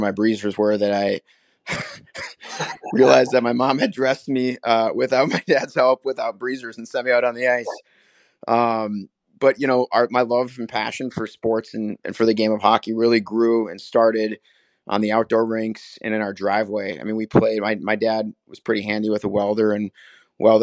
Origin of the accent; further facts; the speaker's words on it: Willmar, Minnesota, United States; I grew up in Wilmer, Minnesota, about 2 hours west of Minneapolis-St. Paul, small 20,000 person town